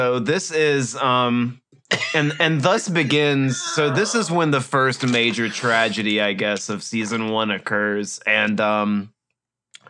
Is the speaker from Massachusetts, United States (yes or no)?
no; Mississippi, United States; Growing up in Mississippi is weird